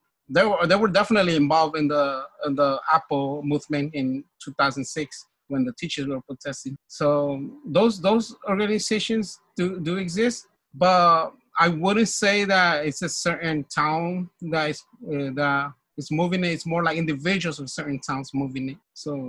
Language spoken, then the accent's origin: English; San Miguel Cuevas, Oaxaca, Mexico; now in United States; I'm from San Miguel Cuevas. So it just happens that I'm from San Miguel Cuevas, who's part of Frente Indígena.